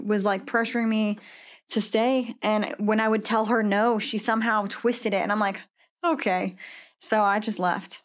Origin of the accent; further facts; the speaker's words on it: Washington, United States; moved away as an adult; now in Texas, United States; I'm from Washington State